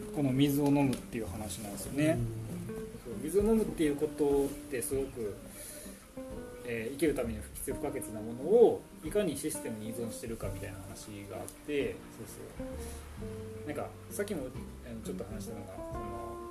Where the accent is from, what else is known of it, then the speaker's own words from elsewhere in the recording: Kyoto, Japan; now in Takayama, Japan; 僕も、ね、出身京都で高山移住してきた